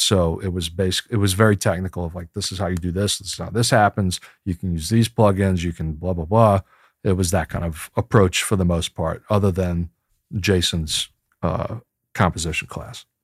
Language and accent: English; Chalmette, Louisiana, United States; also born or lived in San Francisco; less than two blocks away from where I grew up in Chalmette.